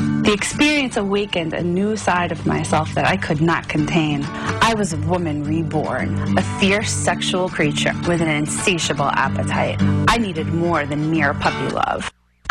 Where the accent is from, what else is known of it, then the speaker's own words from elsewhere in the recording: New York City, New York, United States; Growing up in Queens